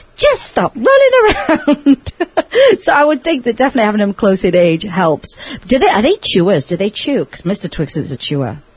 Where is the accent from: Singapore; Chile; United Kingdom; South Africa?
United Kingdom; England; now in Las Vegas, United States; I grew up with in England